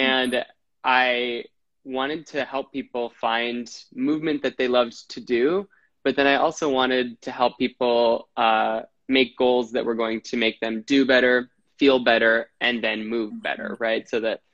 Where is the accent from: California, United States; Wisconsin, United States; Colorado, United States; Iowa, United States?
Wisconsin, United States; now in New York City, United States; I'm from Wisconsin. I live in New York City